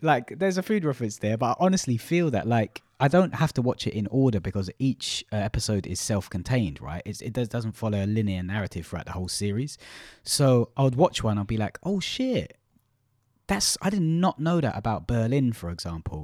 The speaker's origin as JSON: {"language": "English", "region": "London", "country": "United Kingdom", "also_born_or_lived": "Malaysia", "said": "from East London"}